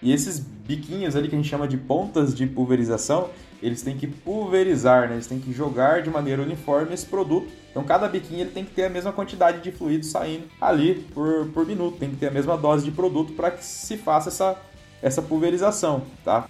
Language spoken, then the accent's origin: Portuguese; Ubiratã, Paraná, Brazil; also born or lived in Pato Branco, Paraná / Campo Mourão, Paraná; Sou de Biratã, Paraná, né? minha família é de lá, meu pai é jardineiro